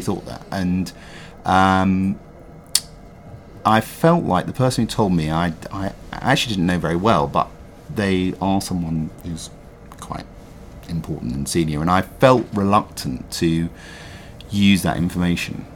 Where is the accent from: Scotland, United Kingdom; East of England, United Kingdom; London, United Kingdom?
London, United Kingdom; growing up in London and loving London